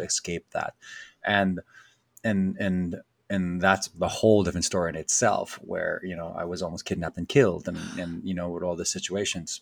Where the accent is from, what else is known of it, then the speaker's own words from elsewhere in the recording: Philippines; moved away; growing up in the Philippines